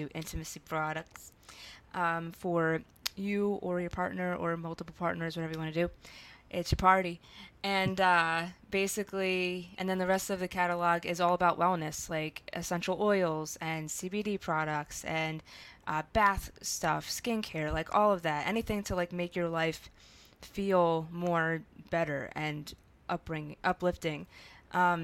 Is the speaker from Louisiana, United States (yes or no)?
no; Philadelphia, Pennsylvania, United States; accent: South Philly; now in Los Angeles, United States; I'm from South Philly. It'll never leave. I don't care if I'm living in LA for like the next 10 years